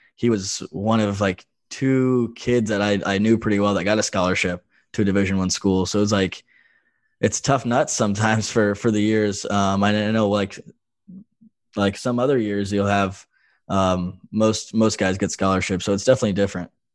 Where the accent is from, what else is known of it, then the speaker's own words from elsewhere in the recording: North Carolina, United States; moved away as an adult; now in Iowa, United States; I'm from North Carolina